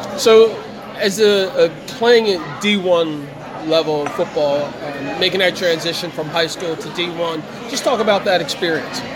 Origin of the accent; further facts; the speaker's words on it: Trenton, New Jersey, United States; myself and other Trentonians